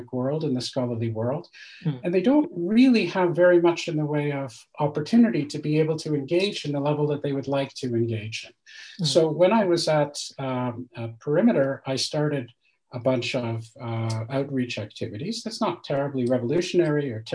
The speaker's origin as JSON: {"language": "English", "country": "Canada", "moved": "as an adult", "lives_now": "France", "said": "I'm Canadian"}